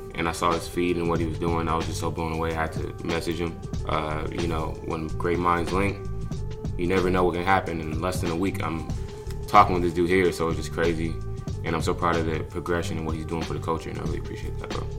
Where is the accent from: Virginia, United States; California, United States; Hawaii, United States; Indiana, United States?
California, United States; Lakewood; also born or lived in Inglewood, California; born in Inglewood in LA, and then you know after they started hustling, get their stuff together, paper right then they moved us to Lakewood, which is like a little suburb off of Long Beach